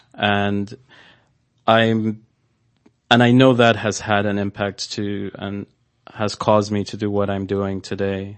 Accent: Nigeria; moved away; growing up in, in Nigeria, um, I did see a lot of poverty

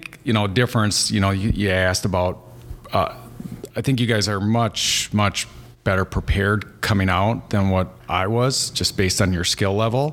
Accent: Seymour, Wisconsin, United States; I'm from Seymour, Wisconsin.

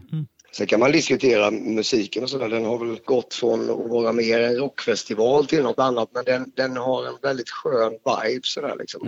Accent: Småland, Sweden; jag är ju född i Småland

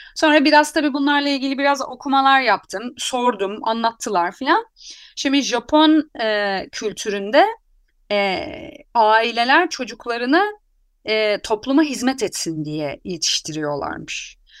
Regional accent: Anatolia, Turkey; ben Anadolu'da doğdum yani. Anadolu'da büyüdüm. Buralıyım

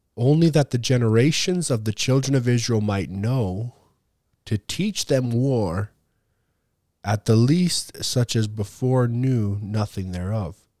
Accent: Canada; I was born in Canada, raised in Canada

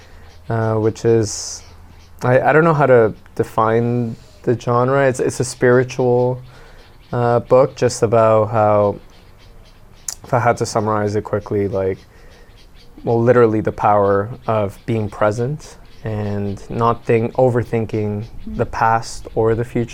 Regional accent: Venezuela; now in Canada; we come from Venezuela

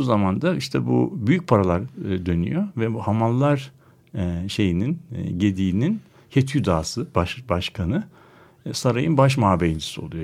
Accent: Istanbul, Turkey; bir İstanbullu olarak

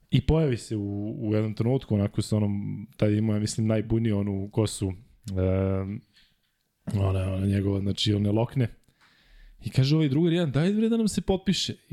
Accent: Belgrade, Serbia; ja sam rođen u Ljutice Bogdana 2 kroz 4. To je ulica poznata po stadionu Marakana. Međutim, ovo su soliteri između Zvezdinog i Partizanovog stadiona i baš moj soliter e, je baš u sredini.

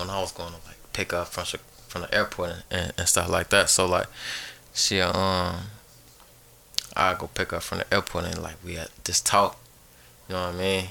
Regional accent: Chicago, Illinois, United States; I grew up in Chicago, um, south side of Chicago

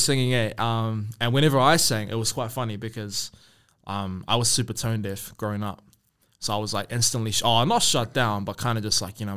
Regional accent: Auckland, New Zealand; also born or lived in Rotorua; I'm from Rotorua, went to Raukura, Ngāti Rongomai as well. Grew up in Auckland on Waiheke Island

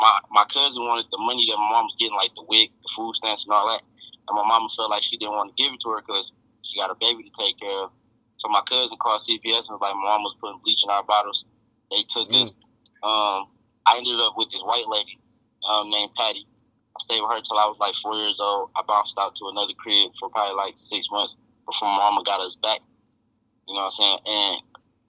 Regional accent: Detroit, Michigan, United States; I'm from Southwest Detroit, to be exact

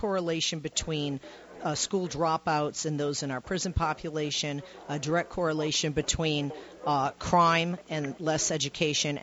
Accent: Boston, Massachusetts, United States; I grew up in the Boston area

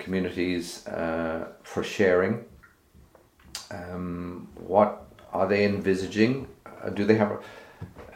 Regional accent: Cork, Munster, Ireland; now in Northern Ireland; I grew up in Cork

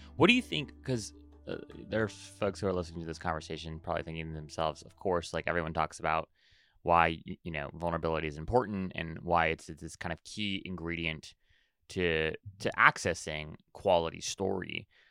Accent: Hawaii, United States; I was born and raised in Hawaii

